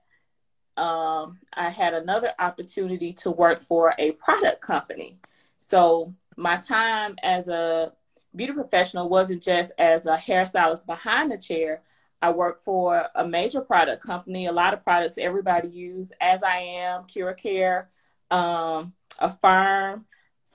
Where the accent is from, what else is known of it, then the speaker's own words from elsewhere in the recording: Mississippi, United States; moved away as an adult; also born or lived in Chicago area, Illinois; now in Georgia, United States; I'm from Mississippi. I moved to the Chicago area to get married to my husband.